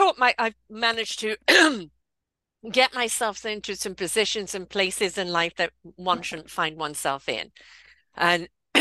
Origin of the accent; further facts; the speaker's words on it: South Africa; accent: South African twang; also born or lived in England; my South African twang.